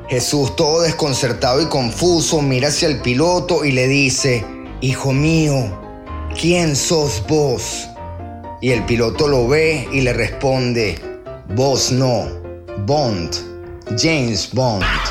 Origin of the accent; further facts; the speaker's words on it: Venezuela; moved away; Como venezolanos